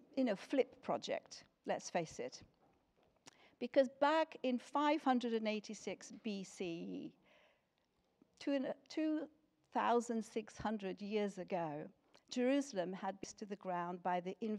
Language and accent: English; Lisbon, Portugal; moved away as an adult; now in United Kingdom; I was born in Lisbon in Portugal, and that is where I grew up until I came to this country when I was 18.